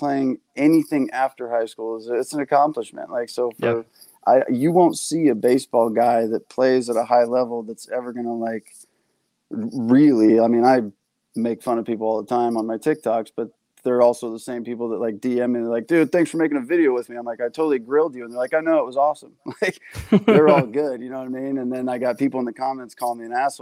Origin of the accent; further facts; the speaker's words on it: San Diego, California, United States; I'm from San Diego